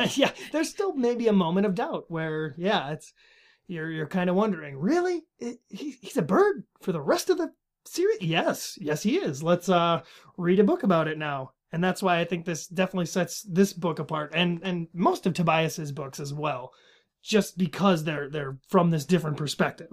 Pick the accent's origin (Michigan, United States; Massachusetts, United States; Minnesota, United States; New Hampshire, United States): Minnesota, United States; I am from Minnesota. I live in Minnesota